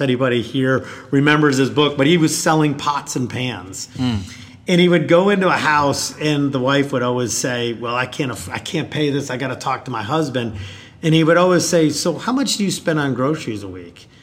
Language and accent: English; Rochester, New York, United States; moved away as an adult; now in South Carolina, United States; I'm from New York originally, so yeah. Rochester, New York, and I came to the South through Clemson